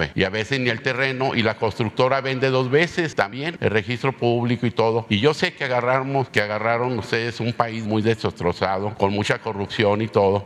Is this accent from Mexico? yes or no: yes; Mexico; Todos somos mexicanos